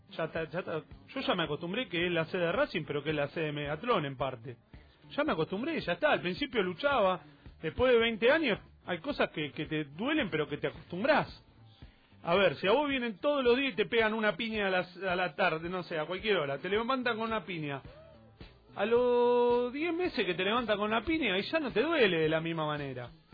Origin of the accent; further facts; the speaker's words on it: Avellaneda, Buenos Aires Province, Argentina; soy Avellaneda